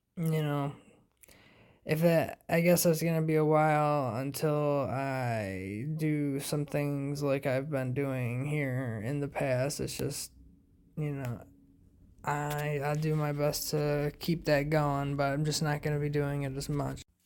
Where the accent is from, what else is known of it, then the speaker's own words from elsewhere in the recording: United States; us being American